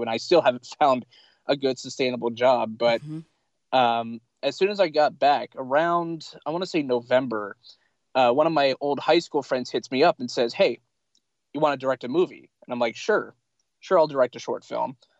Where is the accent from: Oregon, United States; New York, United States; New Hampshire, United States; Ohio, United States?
Oregon, United States; Pendleton; also born or lived in Lincoln City, Oregon / Eugene, Oregon; I was born in Lincoln City, Oregon, and for 22 years of my life, mostly I've lived in in Pendleton